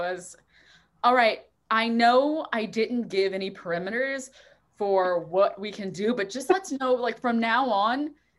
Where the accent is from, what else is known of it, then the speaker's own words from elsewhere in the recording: South Louisiana, United States; growing up in South Louisiana